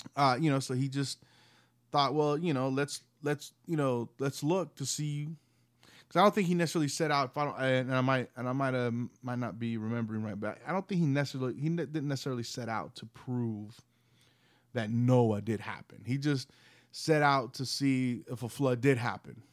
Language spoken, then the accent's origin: English; the South, United States; I grew up in Southern Baptist churches, living, living here in the South